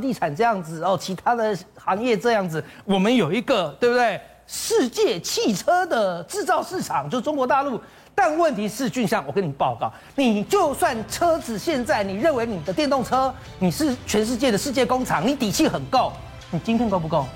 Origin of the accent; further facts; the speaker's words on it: Taiwan; 我们台湾的联电